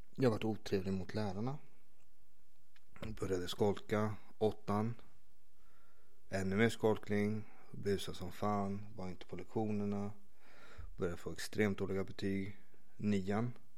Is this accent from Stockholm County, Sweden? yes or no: yes; Stockholm, Stockholm County, Sweden; also born or lived in Vårberg / Vällingby; Jag växte upp i Skarpnäck